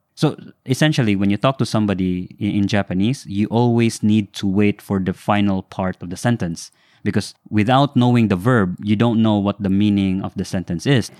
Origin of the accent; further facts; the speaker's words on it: Philippines; coming from Philippines, it's always been English